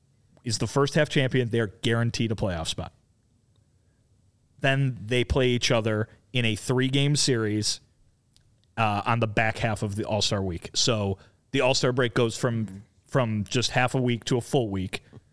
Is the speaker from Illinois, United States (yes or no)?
yes; Kane County, Illinois, United States; my hometown Kane County Cougars